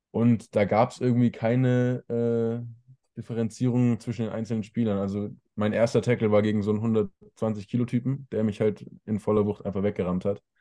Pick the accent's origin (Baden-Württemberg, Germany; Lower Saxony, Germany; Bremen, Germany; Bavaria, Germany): Baden-Württemberg, Germany; Ludwigsburg; also born or lived in Stuttgart; now in Remseck, Germany; in Ludwigsburg, richtig? Genau, ja.